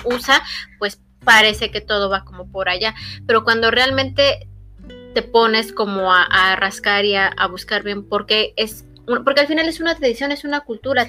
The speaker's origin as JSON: {"language": "Spanish", "region": "State of Mexico", "country": "Mexico", "said": "nosotras somos pues del Estado de México muy cerca del distrito"}